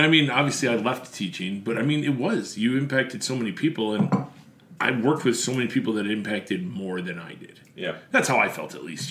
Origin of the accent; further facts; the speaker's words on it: Buffalo, New York, United States; moved away as an adult; now in Central Illinois, United States; I'm Buffalo